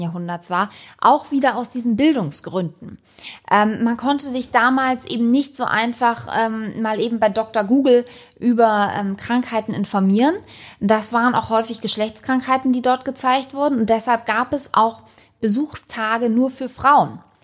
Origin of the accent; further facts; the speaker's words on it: Hamburg, Germany; schon hier wirklich aufgewachsen bin im Panoptikum